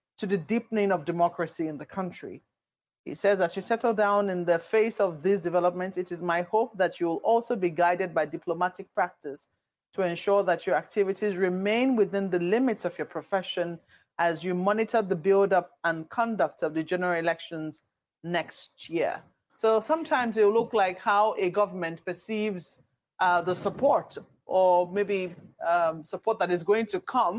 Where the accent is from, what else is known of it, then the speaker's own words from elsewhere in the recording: Nigeria; As Nigerian citizens